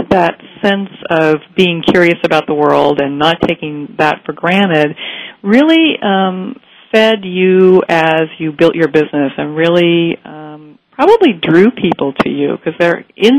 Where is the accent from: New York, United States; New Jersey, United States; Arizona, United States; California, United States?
California, United States; Bay Area; having grown up in the Bay Area, which was a hotbed of the music industry too